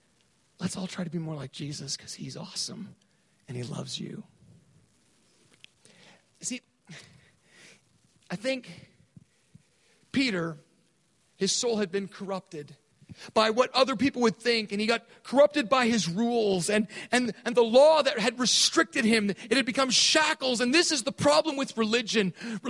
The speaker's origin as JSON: {"language": "English", "country": "Thailand", "tie": "born or raised there", "said": "I grew up in Thailand. And I grew up in a British prep school."}